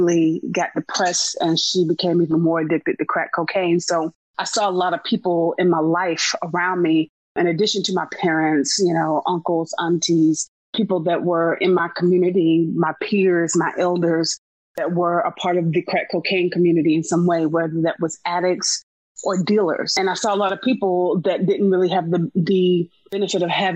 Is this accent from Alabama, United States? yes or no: no; Wilson, North Carolina, United States; moved away as an adult; also born or lived in Winston-Salem, North Carolina / Colorado; now in Atlanta, United States; I was born in North Carolina. I was born in Winston-Salem. I was raised in a small town called Wilson.